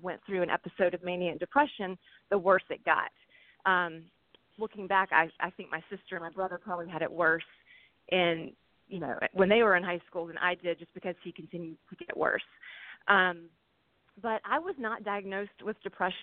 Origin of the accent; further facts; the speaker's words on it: Alabama, United States; also born or lived in St. Louis area; now in St. Louis, United States; I live in the St. Louis area, but I'm originally from Alabama